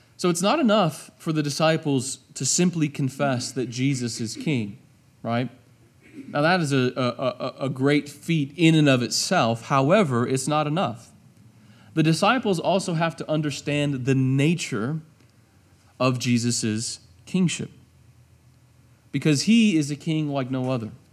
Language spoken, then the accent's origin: English; United States; I'm an American